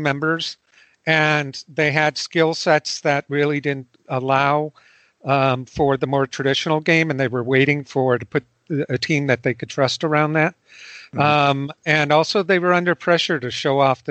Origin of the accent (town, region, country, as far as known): United States